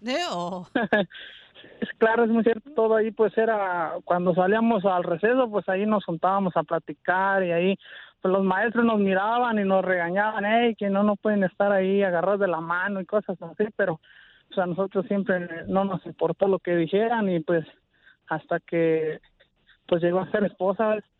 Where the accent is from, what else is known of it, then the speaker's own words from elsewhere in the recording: Galeana, Michoacán, Mexico; moved away; yo soy del estado de Michoacán, de un pueblo que se llama Galeana, Michoacán.